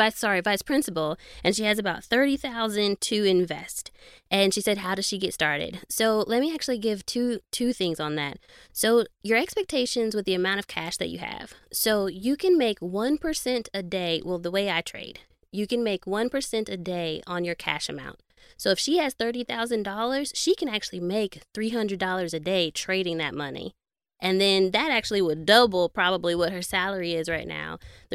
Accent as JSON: {"language": "English", "country": "Nigeria", "said": "I'm Nigerian."}